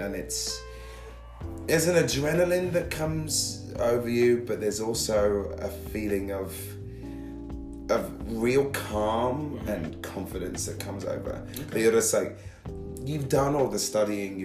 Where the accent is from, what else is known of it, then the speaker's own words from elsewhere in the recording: London, United Kingdom; I'm from a place called Catford in Lewisham. That's a borough of London.